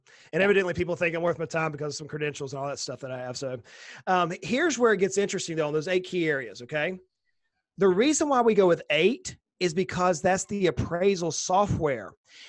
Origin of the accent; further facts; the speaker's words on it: the South, United States; I'm a Southerner, right? We have to keep things simple. We're a little slower down here, right?